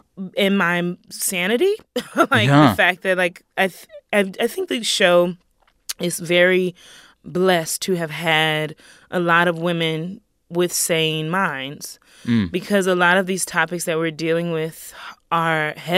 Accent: the South, United States; And then I'm from the South and all the layers of slavery and Jim Crow

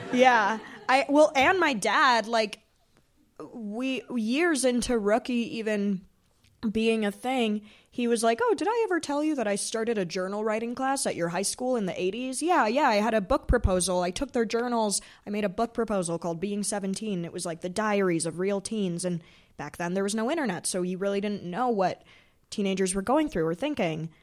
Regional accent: Chicago, Illinois, United States; we're both from Chicago, and I was friends with his son, uh, growing up

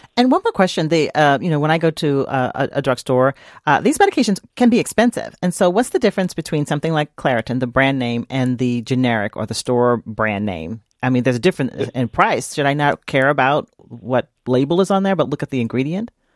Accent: East Coast, United States; now in Minnesota, United States; I grew up on the East Coast

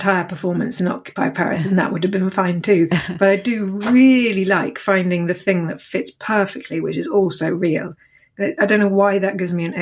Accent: Dorset, South West England, United Kingdom; born or raised there; also born or lived in Hammersmith, London

